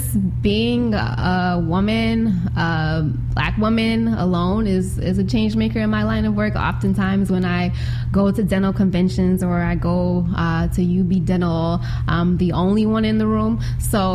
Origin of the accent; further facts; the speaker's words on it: Buffalo, New York, United States; I grew up in Buffalo, born and raised east side of Buffalo, went to City Honors High School